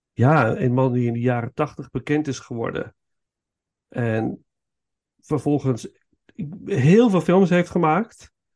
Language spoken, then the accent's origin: Dutch; Netherlands; als Hollander